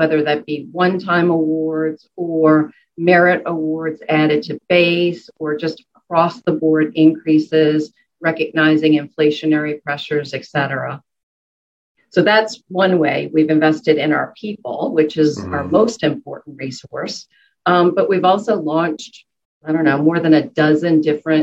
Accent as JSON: {"language": "English", "town": "New Orleans", "region": "Louisiana", "country": "United States", "tie": "born or raised there", "moved": "yes", "said": "I was born and raised in New Orleans"}